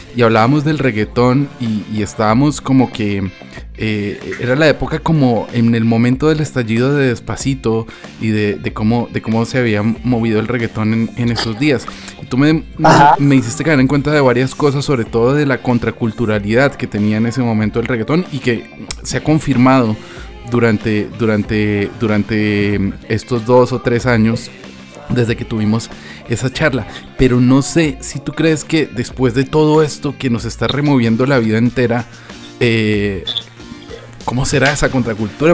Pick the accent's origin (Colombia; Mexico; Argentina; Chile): Colombia; now in Spain; yo como colombiano